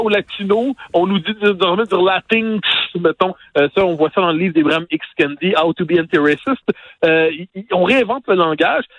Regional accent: Quebec, Canada; en tant que Québécois francophone

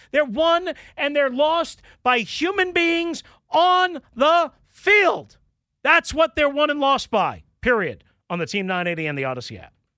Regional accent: Long Island, New York, United States; I grew up on Long Island

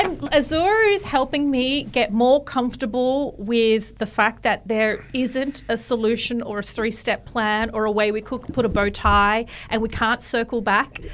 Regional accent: Australia; I'm an Australian

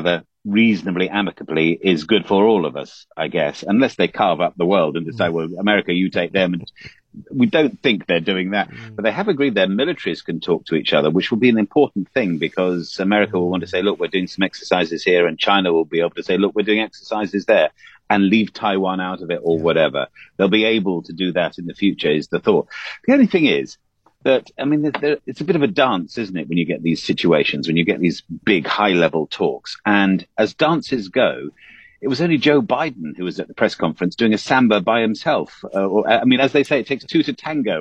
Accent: England, United Kingdom; As an Englishman

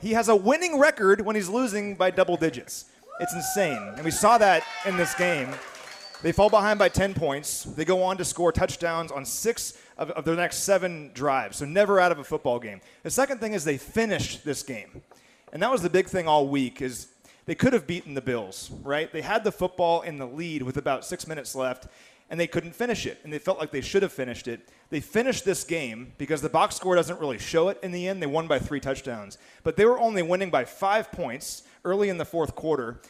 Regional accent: Kansas City, Kansas, United States; I grew up in Kansas City

